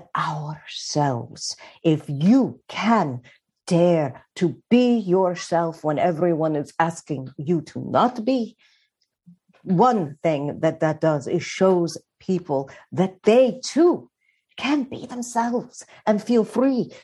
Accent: Richmond, Virginia, United States; now in New York, United States; York is my adopted home, and it's where I feel more comfortable than anywhere in the world. But I'm from Richmond, Virginia

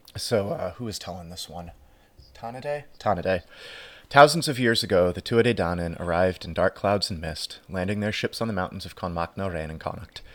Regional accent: United States; as an Irish American

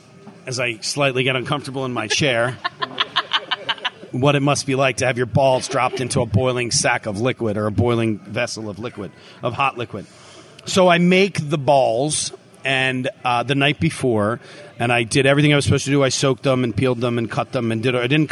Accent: Philadelphia, Pennsylvania, United States; now in Tampa, United States; I'm from Philly.

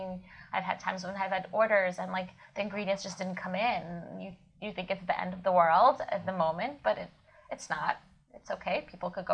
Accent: Kyiv, Ukraine; moved away; I was born in Kiev, Ukraine, where I was always ate buckwheat

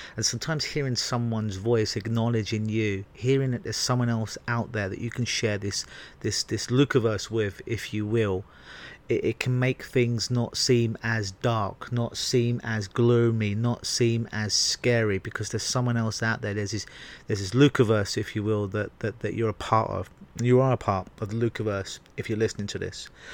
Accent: England, United Kingdom; moved away; growing up in England

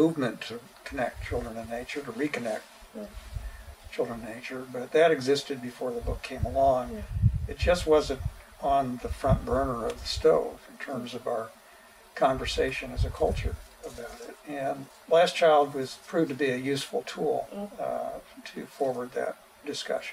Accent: Kansas City, Missouri, United States; I grew up outside of Kansas City, Missouri

